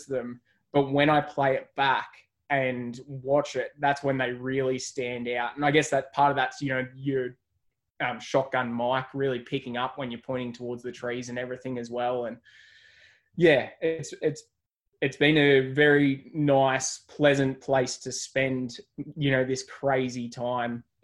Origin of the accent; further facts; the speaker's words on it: Wangaratta, Victoria, Australia; I grew up in Wangaratta, which is a small country town